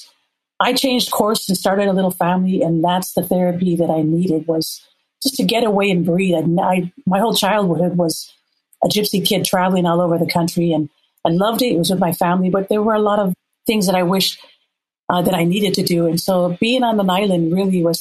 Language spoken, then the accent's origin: English; Minnesota, United States; moved away as an adult; also born or lived in La'ie, Hawaii; I grew up in Minnesota